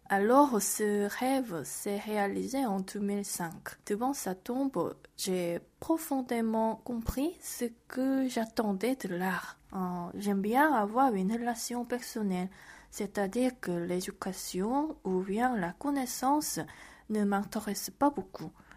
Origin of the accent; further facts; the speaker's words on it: South Korea; French is a second language; moved away as an adult; also born or lived in Bordeaux, France / Brussels, Belgium; je suis rentrée en Corée il y a déjà trois ans